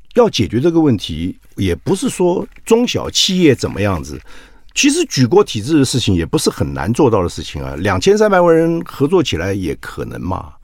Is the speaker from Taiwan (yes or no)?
yes; Taiwan; 我们台湾人